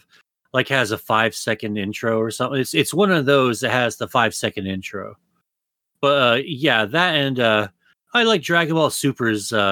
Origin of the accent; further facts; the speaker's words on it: United States; I'm an American